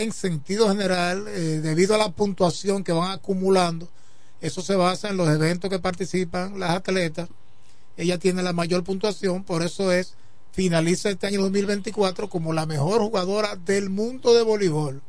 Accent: La Romana, Dominican Republic; yo soy romanense, no puede haber un equipo en mi pueblo, en mi ciudad natal

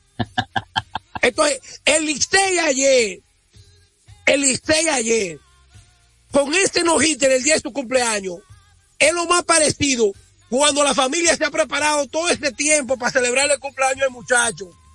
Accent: La Vega, Dominican Republic; nosotros los veganos

